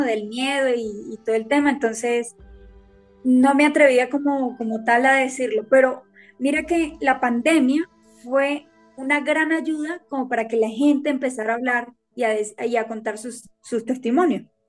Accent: Venezuela; moved away as an adult; now in Colombia; soy de Venezuela, me gradué como artes plásticas y desde hace ocho años estoy acá en Colombia

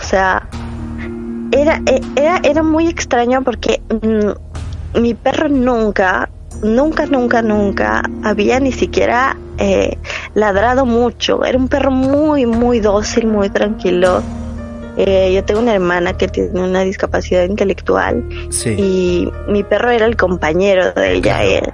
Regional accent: Quito, Pichincha, Ecuador; moved away as an adult; also born or lived in Rotterdam, Netherlands; now in Netherlands; nací en Ecuador y viví toda mi vida ahí hasta los 29 años

